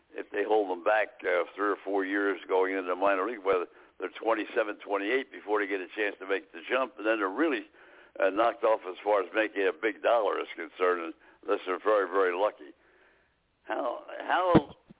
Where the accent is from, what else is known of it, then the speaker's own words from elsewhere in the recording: Northeast, United States; now in Florida, United States; we're from the Northeast